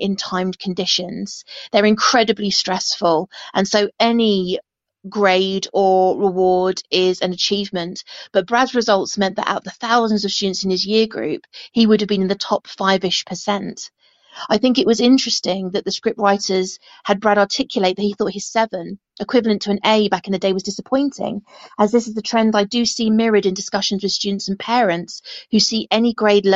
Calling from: Hertfordshire, East of England, United Kingdom; from Hertfordshire

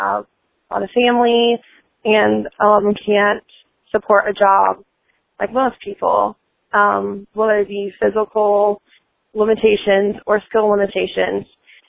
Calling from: Indianapolis, Indiana, United States; I'm from Indianapolis, Indiana.

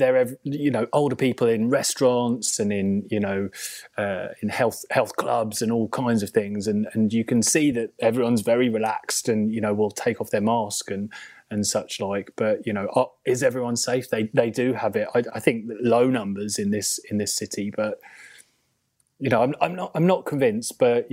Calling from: Germany; I'm also should say that I'm beaming live from Germany.

